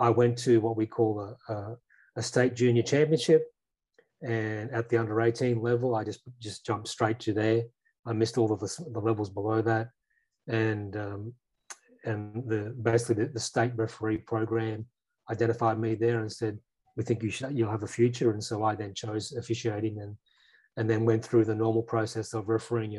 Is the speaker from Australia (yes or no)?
yes; regional Queensland, Australia; I grew up in regional Queensland